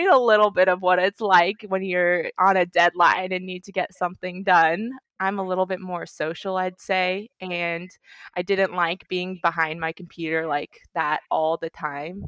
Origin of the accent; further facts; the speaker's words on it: Orange County, California, United States; first language English; I grew up in Orange County, AOC